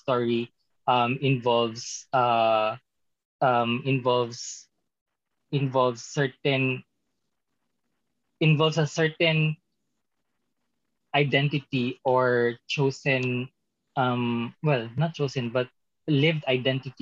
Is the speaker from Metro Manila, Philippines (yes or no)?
no; a small city in South Cotabato, Soccsksargen, Philippines; moved away; I came from like a very small city in the south of Cotabato province of the Philippines